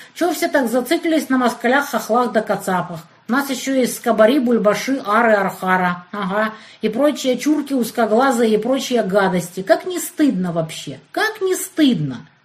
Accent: Kerch, Crimea, Ukraine; moved away; also born or lived in Kyiv, Ukraine; Я вот в Керчи родилась

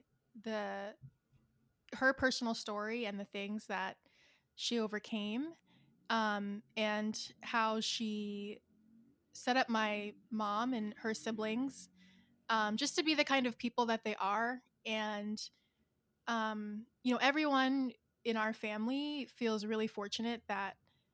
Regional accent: Maryland, United States; moved away; Unlike most of my extended family, I was raised in Maryland

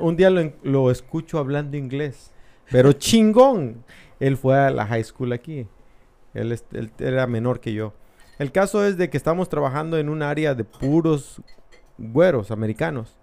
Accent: Tabasco, Mexico; also born or lived in Mexico City; now in United States; yo nací en el DF, pero yo me considero tabasqueño

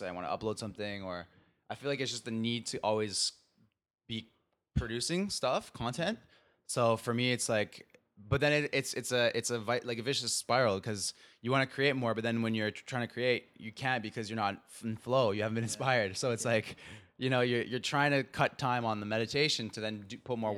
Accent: Mexico; I'm from Mexico

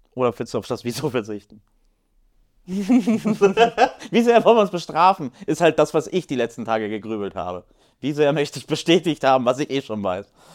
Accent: Poland; ich als, als Pole

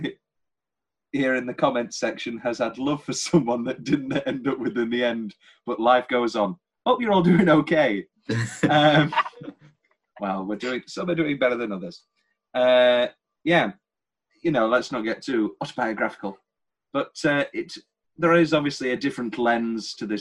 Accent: United Kingdom; we're British

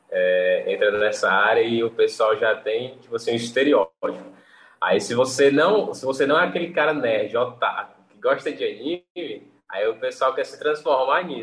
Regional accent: Fortaleza, Ceará, Brazil; Eu, eu sou aqui do Nordeste, aqui, né? Fortaleza, Ceará.

